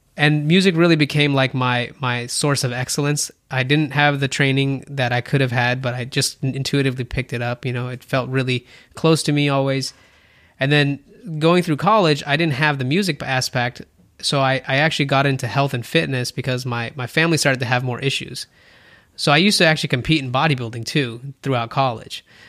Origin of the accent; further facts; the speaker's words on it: India; moved away; I'm Indian.